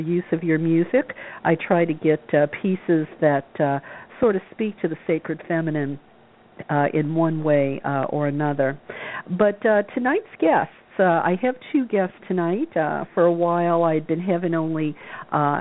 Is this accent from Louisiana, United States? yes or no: yes; Louisiana, United States; I was told as a young girl growing up in the South that nice girls shouldn't bother their pretty little heads with. Yep, that's what they taught us down in Louisiana